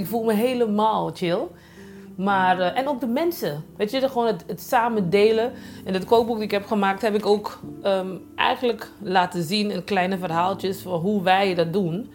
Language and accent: Dutch; Curaçao; now in Rotterdam, Netherlands; ik kom van Antillen, van eh, Curaçao en op zijn de stages eh, opgegroeid